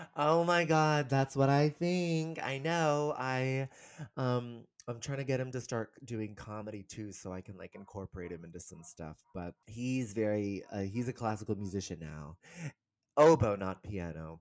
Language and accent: English; San Rafael, California, United States; moved away as an adult; also born or lived in New York; I'm originally from San Francisco, um, the Bay Area, kind of a suburb outside of San Francisco called San Rafael. And I grew up there.